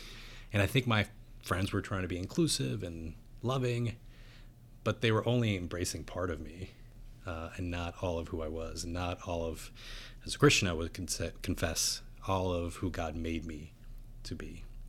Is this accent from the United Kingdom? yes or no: no; San Juan, Puerto Rico; So I was born outside of San Juan, Puerto Rico. Both my parents are Puerto Ricans.